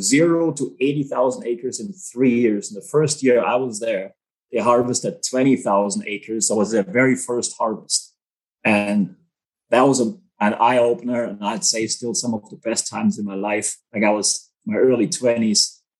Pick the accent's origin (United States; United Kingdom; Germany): Germany; English is a second language; moved away as an adult; also born or lived in Manitoba / Australia; now in Canada; born and raised in Germany, um, on a small farm, 10 acres, five cows, couple horses, 10 chicken and a goat.